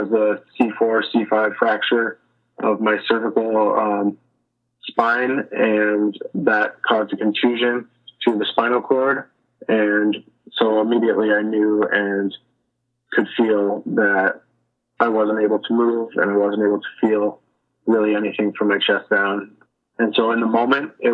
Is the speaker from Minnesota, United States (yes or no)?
yes; Chanhassen, Minnesota, United States; I'm from Chanhassen, Minnesota. Lived in the Midwest basically my whole life and grew up here